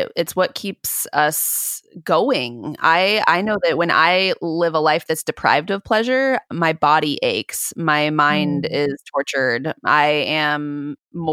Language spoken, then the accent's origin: English; Southern California, United States; I grew up in Southern California